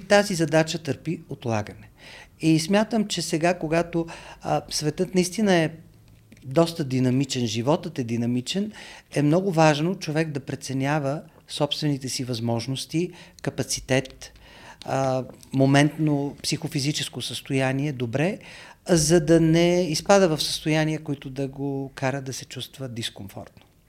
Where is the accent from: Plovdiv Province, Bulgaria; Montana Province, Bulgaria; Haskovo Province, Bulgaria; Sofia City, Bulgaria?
Sofia City, Bulgaria; Sofia; moved away as an adult; also born or lived in New York; Аз съм роден, израснал в София, много обичам този град